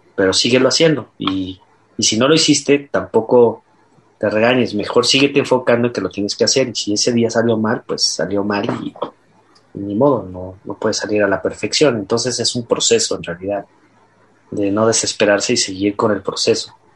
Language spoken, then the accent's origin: Spanish; Mexico; como mexicanos